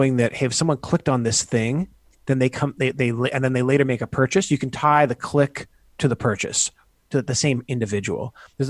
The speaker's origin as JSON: {"language": "English", "country": "Canada", "tie": "born or raised there", "also_born_or_lived": "United States", "said": "I grew up in Canada"}